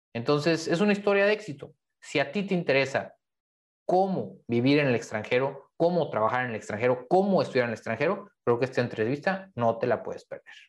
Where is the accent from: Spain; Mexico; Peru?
Mexico; los que somos mexicanos